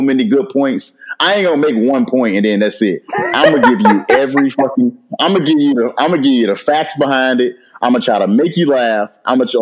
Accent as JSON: {"language": "English", "town": "St. Louis", "region": "Missouri", "country": "United States", "tie": "born or raised there", "also_born_or_lived": "Norfolk, Virginia", "moved": "as an adult", "lives_now": "Atlanta, United States", "said": "Born and raised in St. Louis, Missouri. I lived there"}